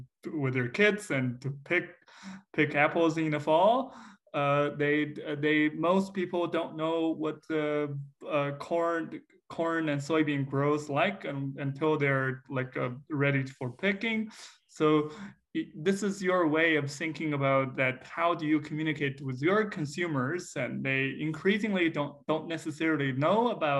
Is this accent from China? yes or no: yes; China; now in Iowa, United States; my hometown area in China